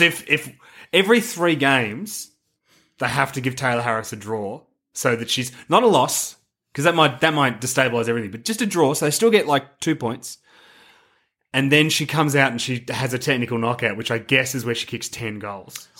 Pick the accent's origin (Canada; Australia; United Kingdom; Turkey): Australia; as an Australian